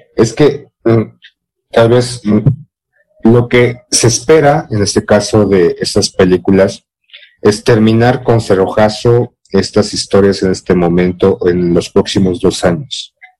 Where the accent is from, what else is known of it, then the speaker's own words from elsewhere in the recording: Mexico; ser mexicano no es solamente ser prieto como Tenoch Huerta